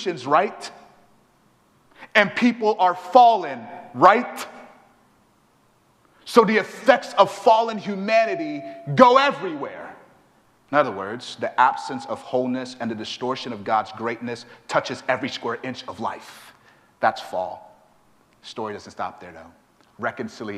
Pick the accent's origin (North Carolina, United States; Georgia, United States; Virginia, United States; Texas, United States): Texas, United States; Houston; I'm from Houston, Texas